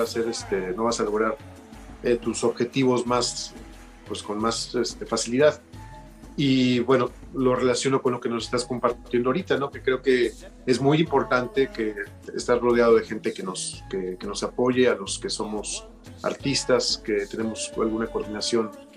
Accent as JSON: {"language": "Spanish", "country": "Mexico", "said": "la primera vez que yo salí de México"}